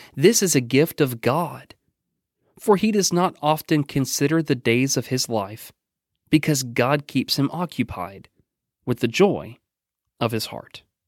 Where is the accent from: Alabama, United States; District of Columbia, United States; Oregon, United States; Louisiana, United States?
Oregon, United States; now in Danville, United States; my home state of Oregon